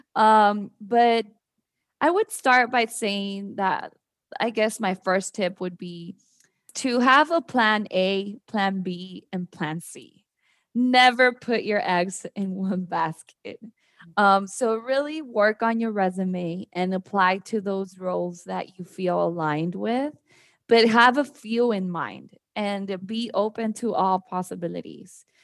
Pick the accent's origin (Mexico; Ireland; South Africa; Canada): Mexico; moved away as an adult; also born or lived in Mexico City, Mexico / San Antonio, Texas, United States; now in Austin, United States; So I'm actually originally from Mexico City. I moved to the border when I was very little, so had that border life experience where I lived in Mexico but crossed to the US to go to school